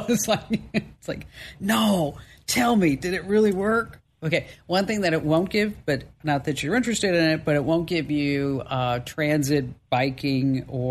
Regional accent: the North, United States; I'm from the North

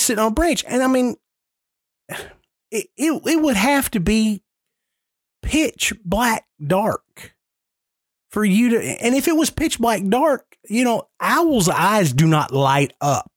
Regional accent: Nashville, Tennessee, United States; I am born and raised in Nashville. I grew up 10 minutes from downtown Nashville

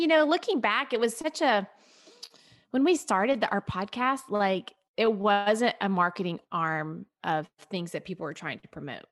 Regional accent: Tennessee, United States; moved away as an adult; also born or lived in Atlanta, Georgia; we moved from the Atlanta area, which we had been in forever, to Tennessee, which is where I'm from

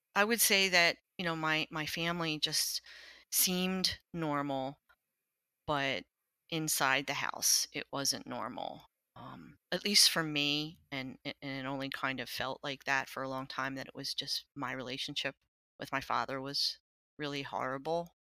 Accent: Lower Merion, Pennsylvania, United States; I grew up in Lower Marion, Pennsylvania.

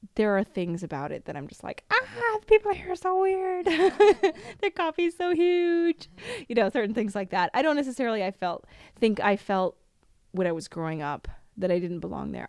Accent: United States; moved away as an adult; now in Rome, Italy; I would say I'm from America

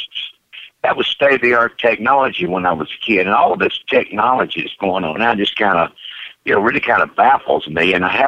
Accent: North Carolina, United States; also born or lived in Wilmington, North Carolina / Georgia; Born in Wilmington, North Carolina, and I grew up all over the South, all over North and South Carolina and Georgia.

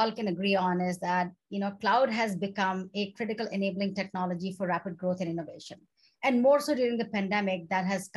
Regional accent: India; moved away; I come from India

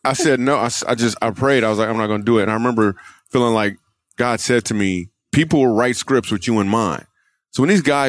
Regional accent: Michigan, United States; also born or lived in New York / California; now in Texas, United States; I grew up in Michigan

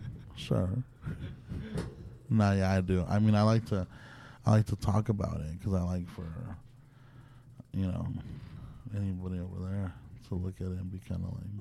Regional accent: Hanford, California, United States; also born or lived in Nevada; now in Los Angeles, United States; In right before LA, I was in Nevada, but I'm from Hanford.

